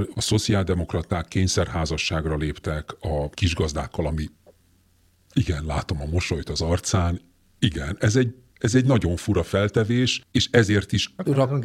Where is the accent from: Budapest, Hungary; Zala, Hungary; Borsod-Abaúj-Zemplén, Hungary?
Budapest, Hungary; Én nagyon szívesen nőttem fel azon a Budapesten, amelyen felnőttem